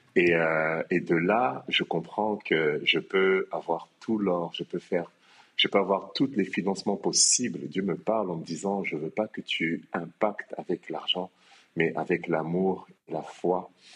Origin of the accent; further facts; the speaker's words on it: France; moved away as an adult; now in Kinshasa, DR Congo; moi je suis né à Kinshasa, mais j'ai quitté euh, Kinshasa à l'âge de 5 ans pour la France. Et en France, donc j'ai grandi